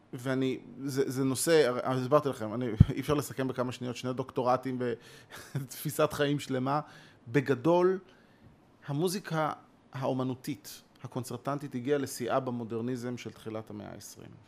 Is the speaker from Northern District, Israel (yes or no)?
no; near Bnei Brak, Tel Aviv District, Israel; אני גדלתי ליד בני ברק